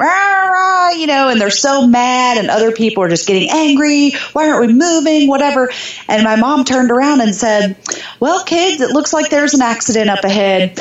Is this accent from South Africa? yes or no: no; Jeffersonville, Indiana, United States; also born or lived in Germany; So I grew up just north of Louisville, Kentucky, in southern Indiana, a smaller town called Jeffersonville.